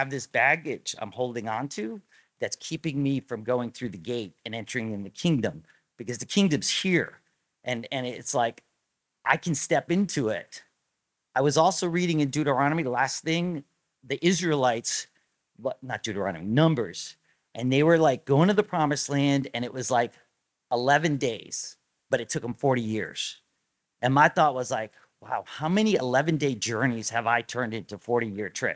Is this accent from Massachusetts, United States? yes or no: no; Rhode Island, United States; moved away; I grew up in Rhode Island